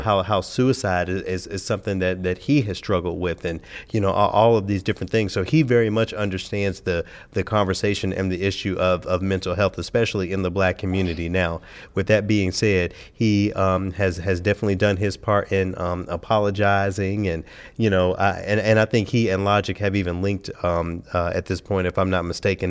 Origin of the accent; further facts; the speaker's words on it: Memphis, Tennessee, United States; growing up in Memphis, okay, a predominantly black city